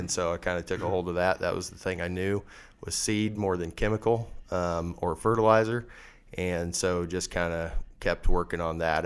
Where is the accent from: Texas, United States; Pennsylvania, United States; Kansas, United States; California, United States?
Kansas, United States; Leoti, west central; I was born and raised in Leota, uh, a little town out in west central Kansas